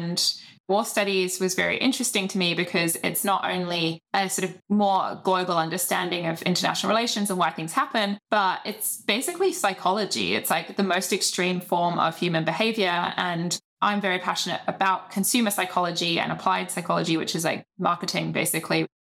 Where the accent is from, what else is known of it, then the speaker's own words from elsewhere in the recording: United Kingdom; being British